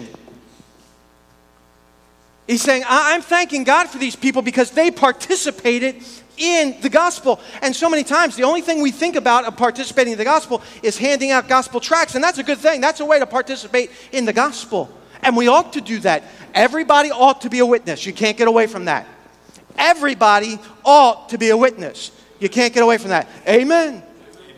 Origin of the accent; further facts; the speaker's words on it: United States; we're American Christians